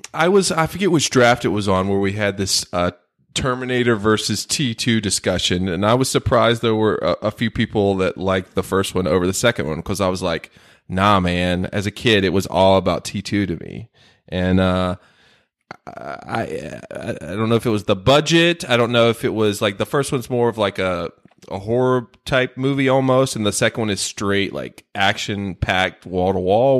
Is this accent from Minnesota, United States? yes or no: no; North Carolina, United States; my home state of North Cackalack